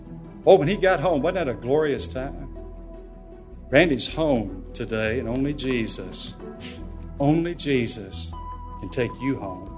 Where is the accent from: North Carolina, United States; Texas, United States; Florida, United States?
North Carolina, United States; I'm from North Carolina